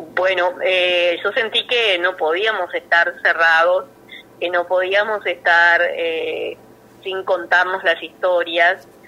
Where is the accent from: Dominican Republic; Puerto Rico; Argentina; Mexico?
Argentina; Hinojo, Buenos Aires Province; es mi pueblo natal.